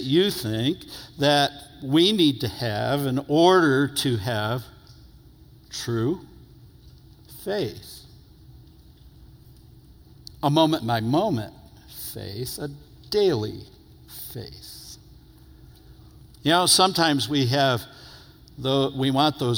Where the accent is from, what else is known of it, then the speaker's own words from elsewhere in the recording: New York, United States; moved away; I'm from New York originally